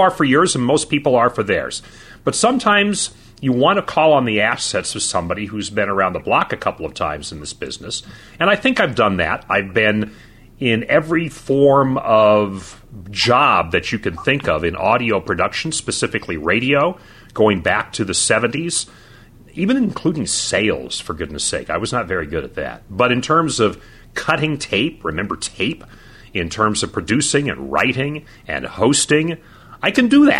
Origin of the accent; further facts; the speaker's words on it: Chico, California, United States; moved away as an adult; also born or lived in Delta, Utah / Page, Arizona; working a part-time gig in my hometown in Chico doing radio and television